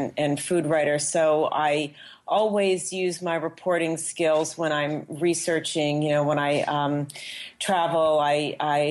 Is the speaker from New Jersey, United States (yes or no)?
yes; outside of Princeton, New Jersey, United States; also born or lived in Yonkers, New York; I was actually born in Yonkers, New York. So I'm a native New Yorker, and I grew up in New Jersey, exit 9, so outside of Princeton.